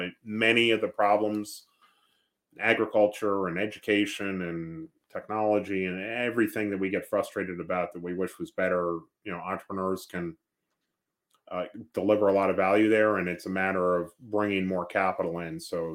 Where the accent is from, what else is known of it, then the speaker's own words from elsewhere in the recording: New York, United States; moved away as an adult; now in St. Louis, United States; Yeah, so I grew up in New York area.